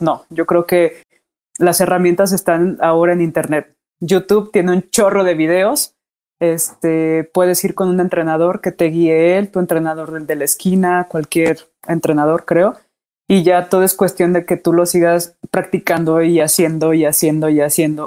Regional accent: Morelia, Michoacán, Mexico; moved away as an adult; also born or lived in Monterrey / Puebla; now in Mexico City, Mexico; Soy de Morelia, Michoacán.

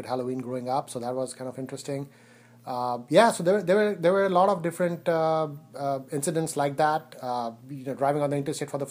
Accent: India; moved away as an adult; now in United States; I was born in India. I grew up there. I came to the U.S. To go to college

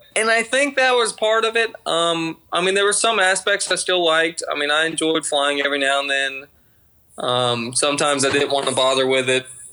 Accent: just outside of Atlanta, Georgia, United States; accent: Georgia twang; I'm from Georgia, just outside of Atlanta. Been born and raised here haven't lived anywhere else

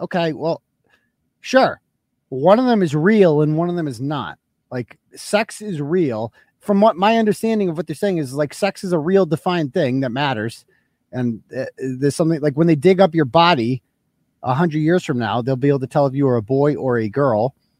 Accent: United Kingdom; Like, I'm British, basically. I'm British.

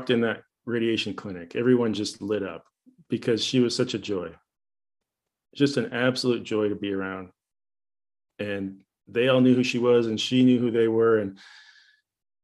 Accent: Canada; moved away as an adult; also born or lived in Paraguay; now in United States; I was from Canada

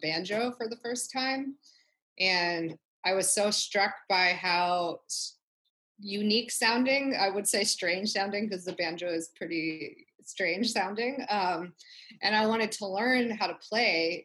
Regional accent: Wichita, Kansas, United States; moved away as an adult; now in Long Beach, United States; right now I live in Long Beach, but I grew up in Kansas. So I'm from Wichita, Kansas

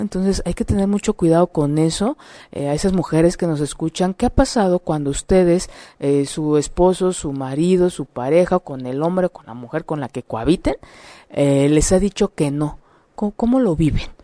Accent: Mexico; como mexicanos

